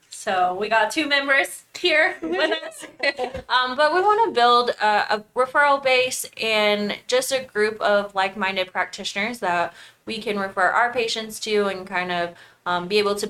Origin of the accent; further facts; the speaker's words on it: Lovington, New Mexico, United States; I'm from Lovington, New Mexico. I grew up showing animals.